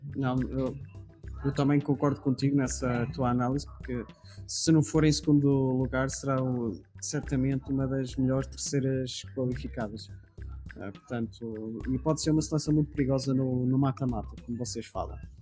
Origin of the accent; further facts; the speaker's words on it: Portugal; eu como português